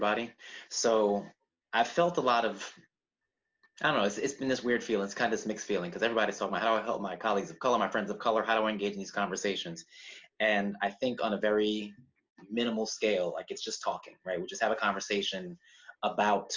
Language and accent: English; New York, United States; now in Philadelphia, United States; I was born in New York. I now live in Philadelphia.